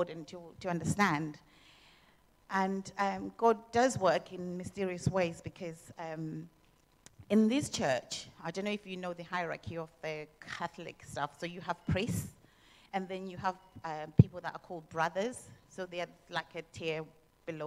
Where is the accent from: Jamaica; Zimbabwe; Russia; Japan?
Zimbabwe; moved away; I was born and brought up in Zimbabwe